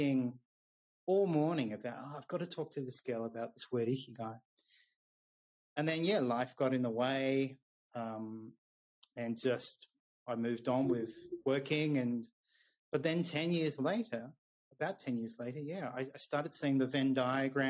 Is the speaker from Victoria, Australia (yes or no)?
yes; Melbourne, Victoria, Australia; moved away as an adult; also born or lived in Japan